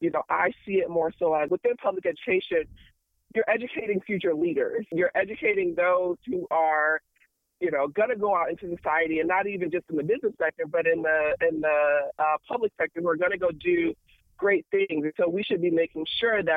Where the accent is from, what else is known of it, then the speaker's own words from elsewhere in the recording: Chicago, Illinois, United States; moved away; also born or lived in Michigan; I am originally from Chicago